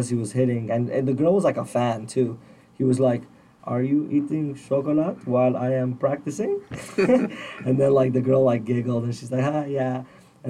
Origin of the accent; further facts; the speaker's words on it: Burbank, California, United States; Burbank. That's my hometown